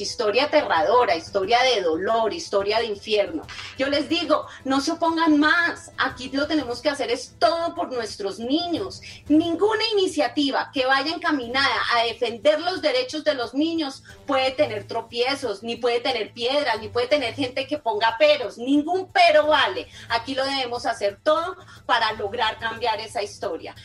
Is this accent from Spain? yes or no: no; Colombia; nosotros sí somos mejores colombianos